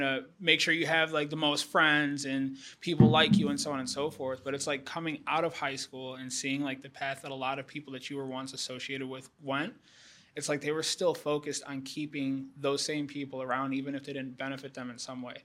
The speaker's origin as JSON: {"language": "English", "town": "Houston", "region": "Texas", "country": "United States", "said": "I'm from Houston"}